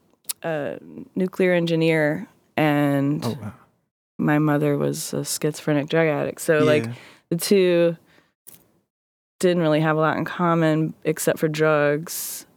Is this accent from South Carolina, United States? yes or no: yes; Greenville, South Carolina, United States; born there; I was born in South Carolina. I was born in Greenville, South Carolina. I moved a whole lot when I was growing up.